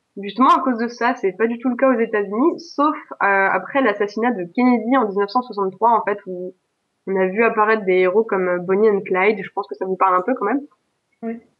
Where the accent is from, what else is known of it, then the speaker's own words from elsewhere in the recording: Alsace, Grand Est, France; je suis alsacienne